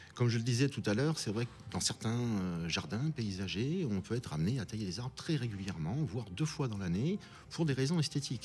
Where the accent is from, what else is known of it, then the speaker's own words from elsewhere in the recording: France; chez nous en France